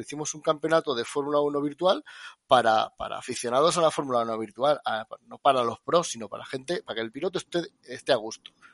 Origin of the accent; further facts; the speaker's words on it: Extremadura, Spain; yo soy extremeño